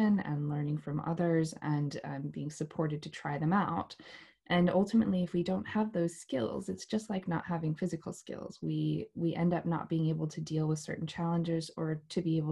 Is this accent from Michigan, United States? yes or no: no; New Mexico, United States; moved away as an adult; now in United Kingdom; I'm from New Mexico originally in the United States. And I grew up there, studied dance there, and moved to the UK in 2010